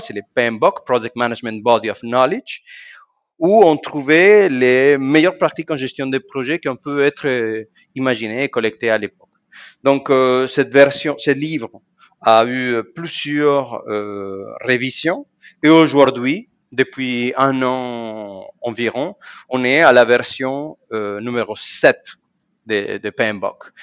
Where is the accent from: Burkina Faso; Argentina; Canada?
Argentina; moved away as an adult; also born or lived in Germany; now in France; je suis né en Argentine il y a 46 ans